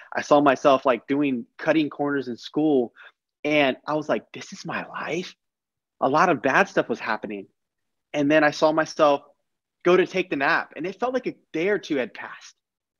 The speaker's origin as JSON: {"language": "English", "region": "Texas", "country": "United States", "tie": "born there", "said": "My life started in 1995 when I was born in Texas."}